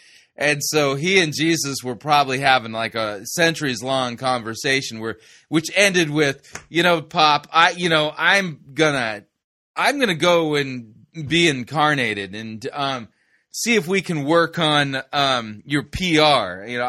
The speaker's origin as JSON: {"language": "English", "region": "California", "country": "United States", "tie": "born or raised there", "said": "I grew up in Southern California and was living in Arcadia at the time."}